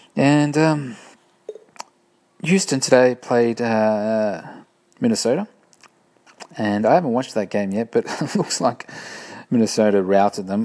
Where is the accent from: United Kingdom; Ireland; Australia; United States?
Australia; I am Australian